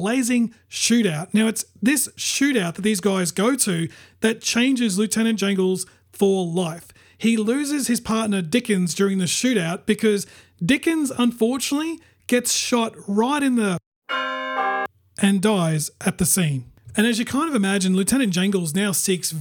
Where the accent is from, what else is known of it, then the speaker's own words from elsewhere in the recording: Brisbane, Queensland, Australia; my hometown, which is Brisbane, Queensland, Australia